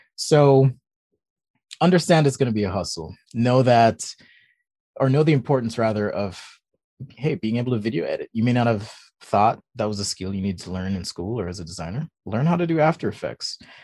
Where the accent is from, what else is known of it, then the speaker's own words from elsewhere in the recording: Jamaica; also born or lived in California; now in Utah, United States; I'm actually from Jamaica. That's where I was born